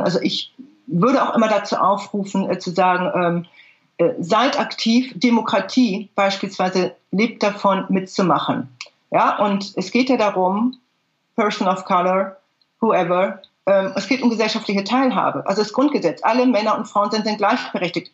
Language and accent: German; Germany; ich bin eine Deutsche, ich bin keine Ausländerin